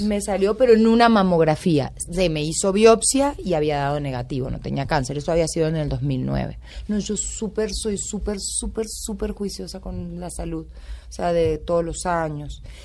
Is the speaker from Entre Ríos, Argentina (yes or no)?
yes; Concordia, Entre Ríos, Argentina; also born or lived in Buenos Aires; now in Bogotá, Colombia; Mucha honra soy de pueblo. Y mm, en el libro cuento mucho de Concordia, de cómo me crié, de, de dónde nací